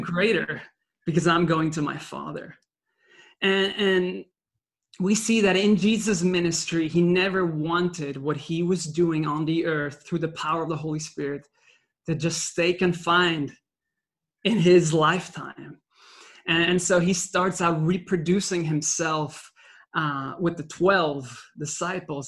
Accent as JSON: {"language": "English", "country": "Belgium", "tie": "born or raised there", "second_language": "English", "said": "I was born in Belgium uh, with a Dutch mother and a Sicilian father. And so from a young age, I learned French because of living in Belgium, then Dutch because of my uh, upbringing in school over there"}